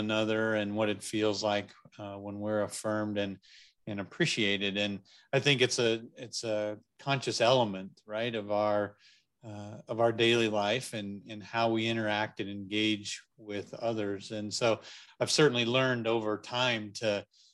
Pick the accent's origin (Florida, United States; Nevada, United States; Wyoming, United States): Wyoming, United States; Lander; moved away as an adult; also born or lived in Wichita, Kansas / Northwest Montana; I actually grew up here in Wyoming and I'm actually living and have served in my hometown, served at the church here in Lander, Wyoming for the past 8 years